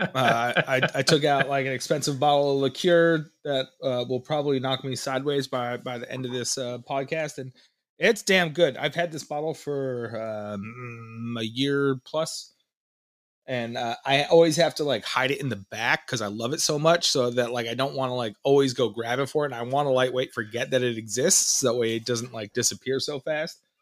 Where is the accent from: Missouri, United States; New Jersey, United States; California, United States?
New Jersey, United States; Perth Amboy; moved away; also born or lived in New York City; I was born in Perth, Amboy